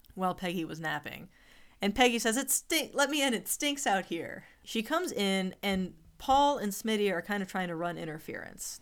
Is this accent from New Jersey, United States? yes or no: no; Alabama, United States; I'm from Alabama.